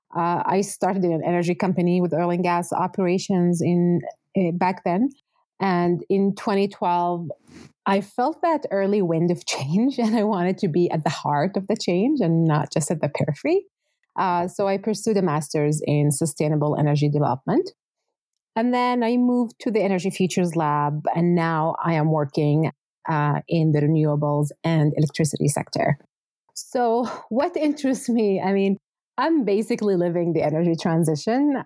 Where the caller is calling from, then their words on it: Calgary, Alberta, Canada; I'm calling today from Treaty 7 here in Calgary